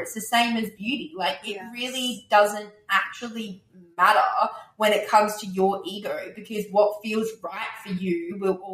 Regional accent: Australia

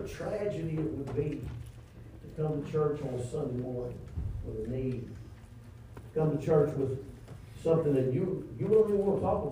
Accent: Louisiana, United States; I am from Louisiana

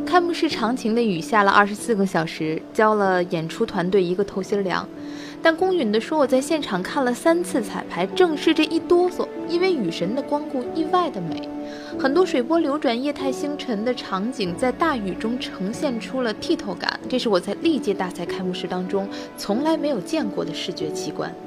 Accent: Tianjin, China; 我的家乡啊，号称格儿都，口头语儿是骂钱不钱的

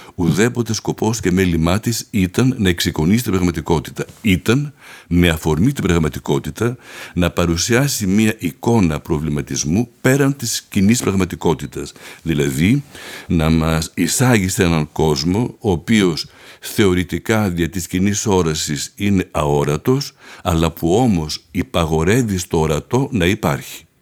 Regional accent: Athens, Attica, Greece; moved away as an adult; also born or lived in Paris, France; Γεννήθηκα στην Αθήνα

